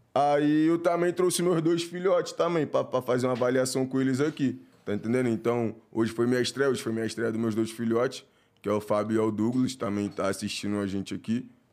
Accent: Rio de Janeiro, Brazil

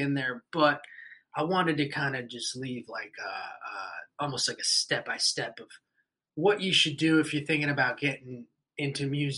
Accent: Puerto Rico; we're from Puerto Rico

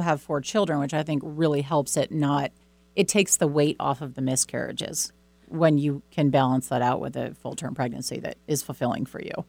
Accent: Boston, Massachusetts, United States; I grew up in Boston

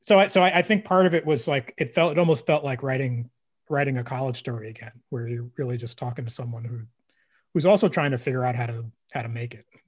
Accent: Brooklyn, New York, United States; growing up in Brooklyn

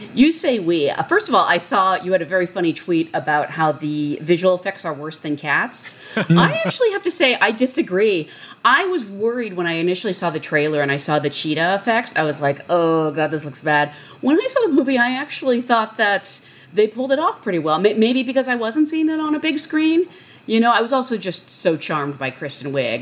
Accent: Hawaii, United States; I'm the Hawaiian here

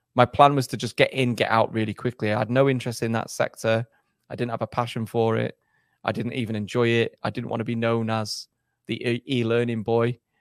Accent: England, United Kingdom; also born or lived in Germany; I went did my schooling in England

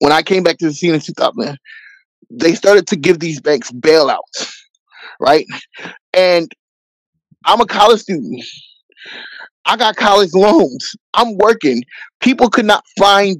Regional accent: Philadelphia, Pennsylvania, United States; also born or lived in New England; I came back to my hometown of Philadelphia, Pennsylvania

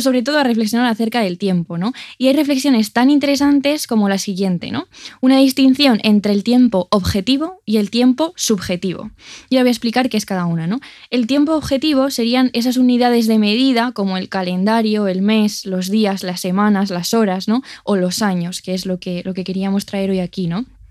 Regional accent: Castile and León, Spain; en mi pueblo de Ávila

